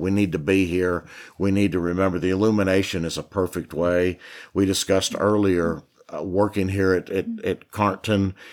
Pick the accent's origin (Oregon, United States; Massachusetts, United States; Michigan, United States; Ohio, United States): Ohio, United States; now in Tennessee, United States; I was born and raised in Ohio